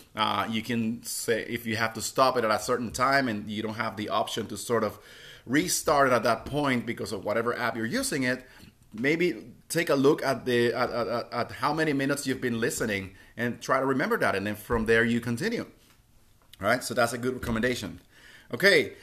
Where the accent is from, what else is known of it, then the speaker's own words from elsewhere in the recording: Puerto Rico; I'm from Puerto Rico